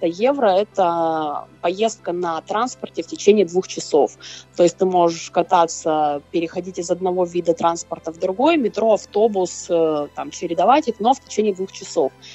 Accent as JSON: {"language": "Russian", "town": "Krasnoyarsk", "region": "Krasnoyarsk Krai", "country": "Russia", "said": "и я, и она из Красноярска"}